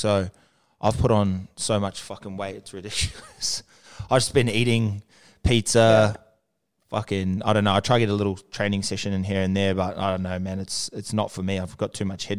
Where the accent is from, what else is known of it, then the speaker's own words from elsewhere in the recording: New Zealand; now in Sydney, Australia; I grew up in New Zealand, but I've been over here for a minute.